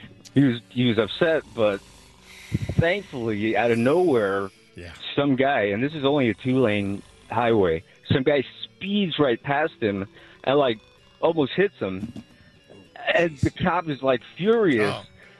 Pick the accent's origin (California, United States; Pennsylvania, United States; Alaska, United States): California, United States; Los Angeles; I'm from L.A.